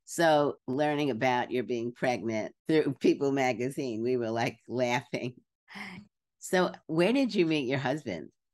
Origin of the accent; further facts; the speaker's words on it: Brooklyn, New York, United States; I grew up in Brooklyn.